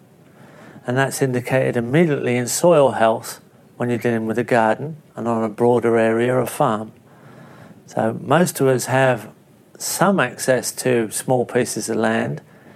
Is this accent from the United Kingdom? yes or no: yes; England, United Kingdom; moved away as an adult; now in Australia; growing up in England, in a small overcrowded country with not an easy access to land base. Arriving in Australia